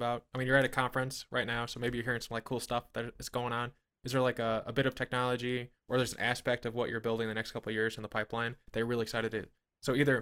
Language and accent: English; Midwest, United States; I'm from the Midwest